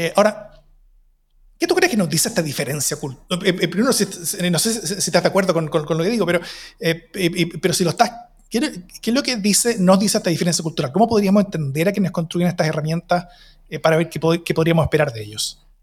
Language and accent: Spanish; Chile